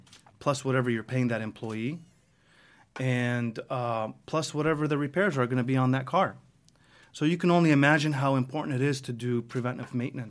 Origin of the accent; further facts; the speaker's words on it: Greece; now in United States; But anyways, we came from Greece in the 80s, and he opened up his first shop in, I think, 86, and he's had businesses his whole life, and I just grew up in that industry.